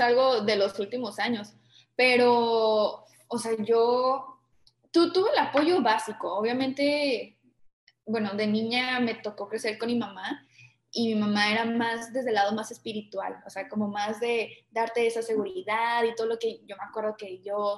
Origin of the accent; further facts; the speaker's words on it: Tijuana, Baja California, Mexico; yo soy mexicana